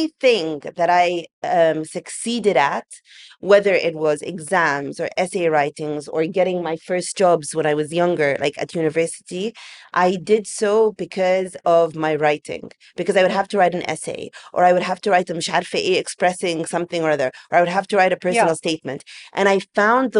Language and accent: English; England, United Kingdom; now in Egypt; growing up in England